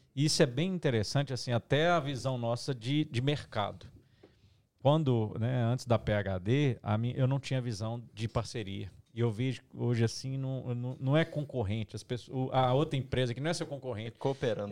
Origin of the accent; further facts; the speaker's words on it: Minas Gerais, Brazil; Eu sou mineiro